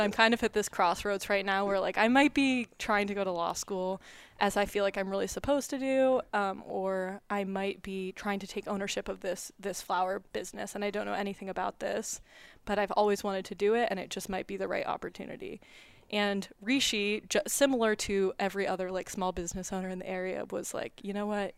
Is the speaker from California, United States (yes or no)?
yes; Orinda, California, United States; moved away as an adult; now in Ann Arbor, United States; I am originally from Arinda, California, which is in the East Bay